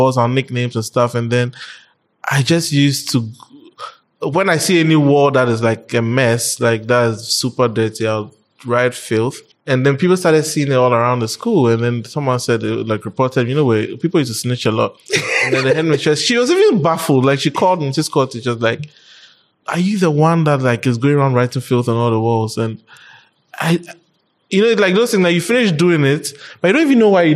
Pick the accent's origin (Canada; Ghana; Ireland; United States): Ghana; Accra, Greater Accra; also born or lived in Spintex, Accra; I grew up in Jolu. I was born in Jolu, basically